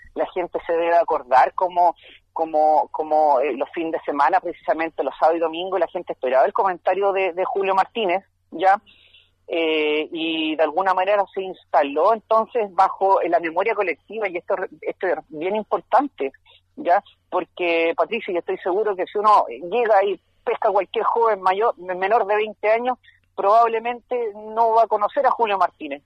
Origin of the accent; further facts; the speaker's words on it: Valdivia, Los Ríos, Chile; yo soy de Valdivia